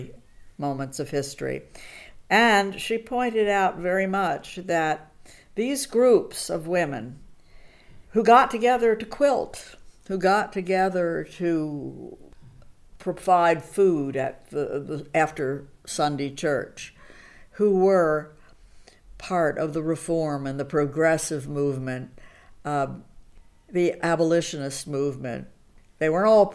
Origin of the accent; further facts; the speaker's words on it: United States; I was born in the United States and grew up there.